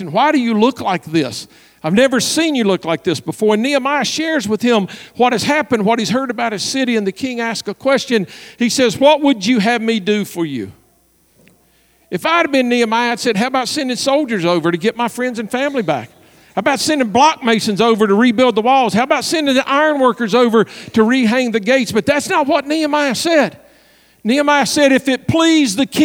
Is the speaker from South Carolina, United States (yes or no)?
no; Southwest Virginia, United States; moved away; I'm from Virginia, and we all knew the church in Virginia I was going back to pastor